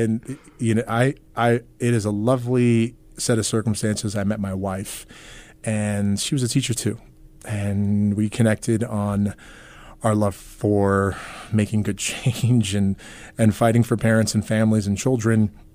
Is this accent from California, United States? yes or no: no; New York, United States; moved away as an adult; also born or lived in Queens, New York / Long Island / Brooklyn; now in Nebraska, United States; I was born in Queens, raised all over New York, Long Island, upstate New York